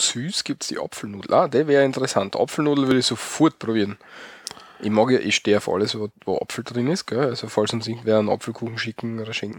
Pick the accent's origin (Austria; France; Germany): Austria; bei uns in Österreich